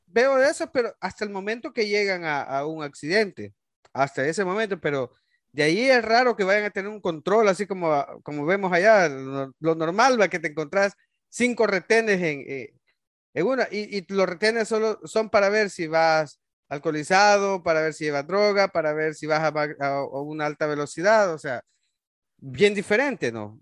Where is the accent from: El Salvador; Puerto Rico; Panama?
El Salvador; moved away; como salvadoreños